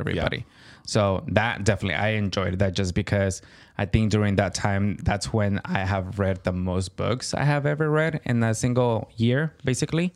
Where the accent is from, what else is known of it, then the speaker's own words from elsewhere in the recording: California, United States; I am Californian